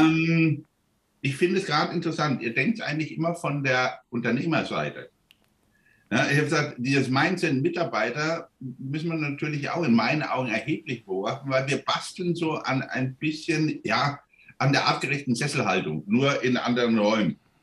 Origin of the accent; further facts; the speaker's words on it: Germany; wir als Deutsche